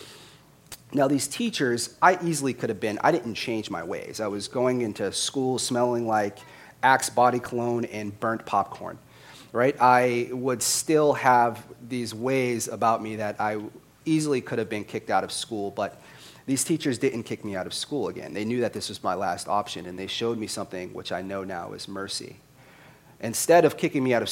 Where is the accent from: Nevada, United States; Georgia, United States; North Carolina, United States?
Nevada, United States; Las Vegas; also born or lived in Boston, Massachusetts; while being born in Boston, I was raised in Las Vegas. So I was raised in Las Vegas, Nevada.